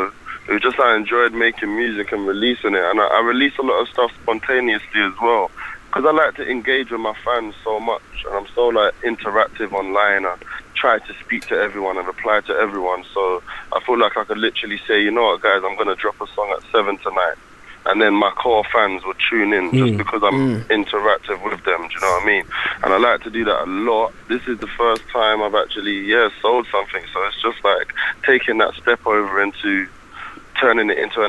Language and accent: English; Croydon, London, United Kingdom; In Croydon.